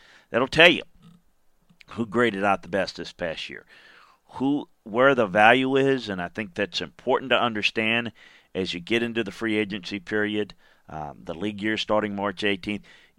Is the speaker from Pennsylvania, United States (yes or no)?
no; Baton Rouge, Louisiana, United States; we've had a group in my hometown of Baton Rouge, Louisiana, that has kind of specialized in trying to help folks in need.